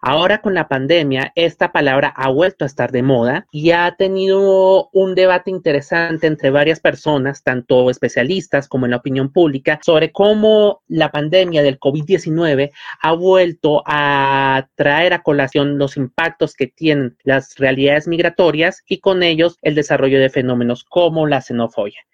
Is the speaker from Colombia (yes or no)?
yes; Colombia; los colombianos, porque ya no necesitamos la visa